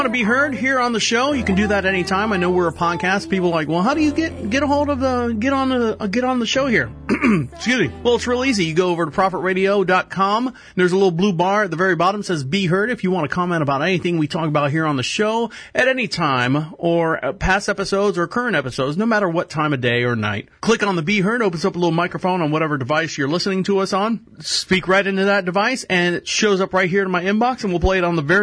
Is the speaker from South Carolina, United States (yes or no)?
no; Florida, United States; I'm from Florida